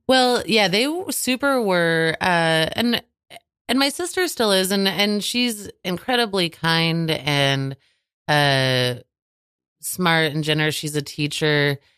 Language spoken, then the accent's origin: English; Manhattan, Kansas, United States; moved away; I, I come from Manhattan, Kansas